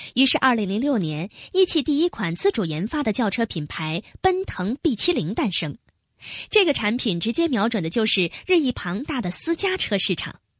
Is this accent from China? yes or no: yes; Changchun, Jilin, China; 上个世纪八十年代初，我出生在中国北方一个叫汽车城的城市长春